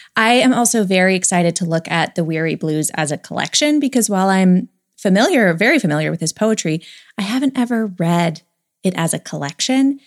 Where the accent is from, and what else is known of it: United States